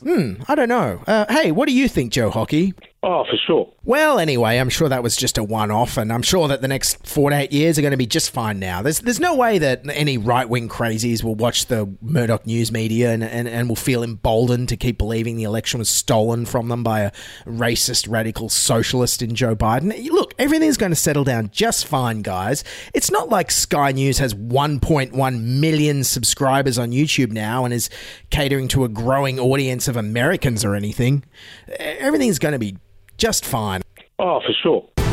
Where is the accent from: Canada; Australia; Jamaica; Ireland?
Australia; As an Australian